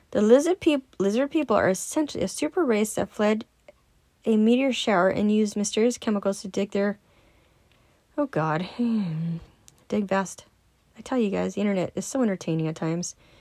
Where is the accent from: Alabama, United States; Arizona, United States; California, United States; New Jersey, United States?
California, United States; I'm born and raised in California